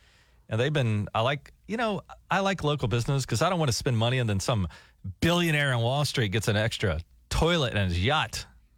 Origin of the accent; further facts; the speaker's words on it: Georgia, United States; I listen to Tig and Daniel every morning. I'm from Georgia.